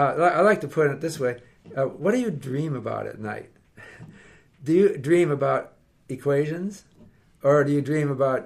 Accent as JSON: {"language": "English", "country": "Canada", "said": "Look, we're Canadian, but we don't do this in Vancouver."}